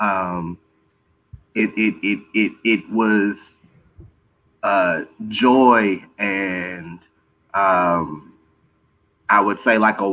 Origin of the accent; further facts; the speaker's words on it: Texas, United States; Growing up in Texas, you know, our rap culture is a special one